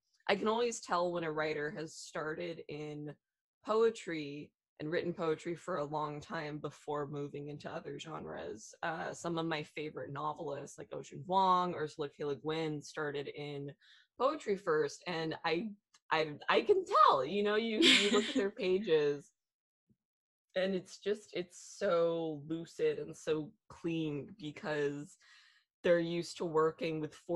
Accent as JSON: {"language": "English", "town": "Los Angeles", "region": "California", "country": "United States", "tie": "born or raised there", "said": "I grew up in Los Angeles. I have lived here my whole entire life"}